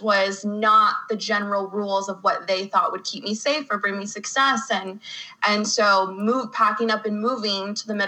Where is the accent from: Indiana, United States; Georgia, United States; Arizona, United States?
Arizona, United States; Phoenix; born or raised there